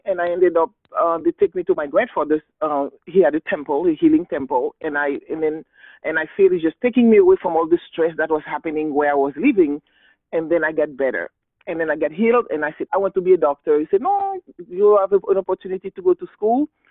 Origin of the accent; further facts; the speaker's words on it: Haiti; English is a second language; I was born and raised in Haiti